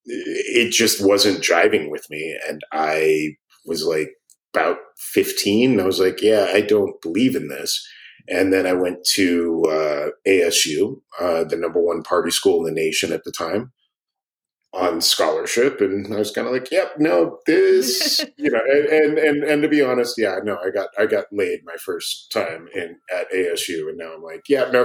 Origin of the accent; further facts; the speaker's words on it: Page, Arizona, United States; also born or lived in Phoenix, Arizona; I grew up in Arizona. I was born in Phoenix, but where I grew up is 9 miles from the southern Utah border.